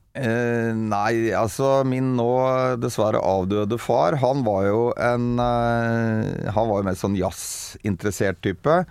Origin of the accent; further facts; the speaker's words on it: Bærum, Akershus, Norway; så er jeg fra Bærum, egentlig. Hosle i Bærum.